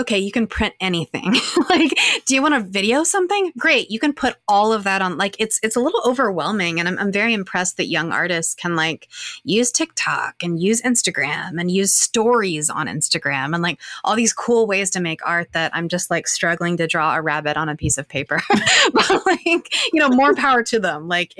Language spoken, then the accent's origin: English; Arkansas, United States; accent: Southern; You know, I think that's a large part of why I lost my accent. You know, I'm a Southern person from Arkansas.